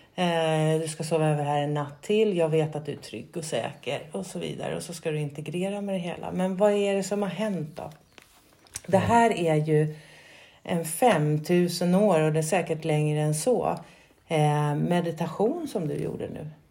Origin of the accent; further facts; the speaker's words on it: Sweden; also born or lived in Skåne (lives); Som svensk, skå, bor i Skå, eh, 50-åring